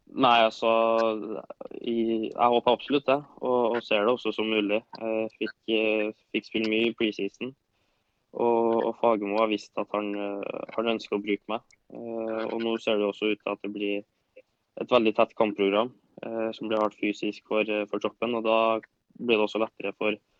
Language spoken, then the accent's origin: Norwegian; Trøndelag, Norway; now in Oslo, Norway; jeg er jo trønder